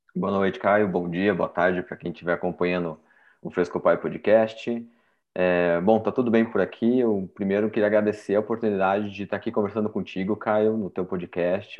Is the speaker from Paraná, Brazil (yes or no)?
yes; Curitiba, Paraná, Brazil; eu sou de Curitiba, nasci, morei, criado a vida inteira aqui em Curitiba, no Paraná